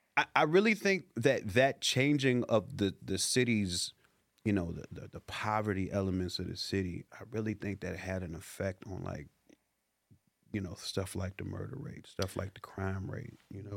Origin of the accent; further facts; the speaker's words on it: Chicago, Illinois, United States; now in Los Angeles, United States; growing up in the hoods, I grew up in the Chicago